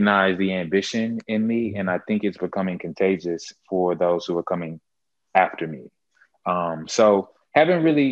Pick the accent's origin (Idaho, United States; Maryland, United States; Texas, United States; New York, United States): Texas, United States; Houston; I'm from Houston